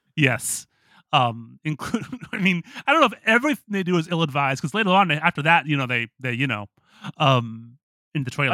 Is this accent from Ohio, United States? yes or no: yes; Toledo, Ohio, United States; moved away; also born or lived in Pittsburgh; my hometown in Toledo